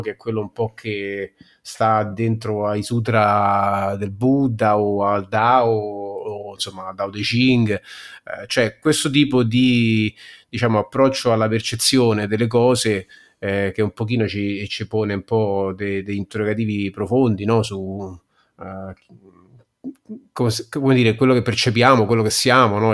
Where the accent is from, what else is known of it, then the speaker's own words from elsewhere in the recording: Rome, Lazio, Italy; accent: Romanesco; parlo solo inglese e romanesco